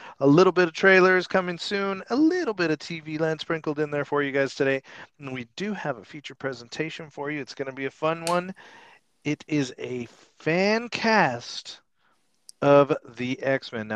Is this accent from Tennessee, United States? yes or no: no; Texas, United States; I'm from Texas. I live in Texas